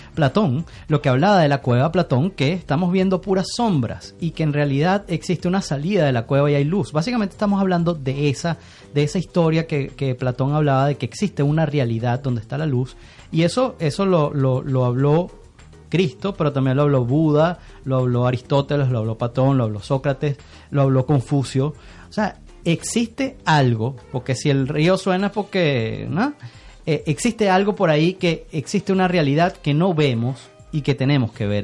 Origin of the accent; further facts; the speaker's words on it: Caracas, Miranda, Venezuela; also born or lived in Paris, France / Canada; yo crecí en La Lagunita, y en la Universidad Metropolitana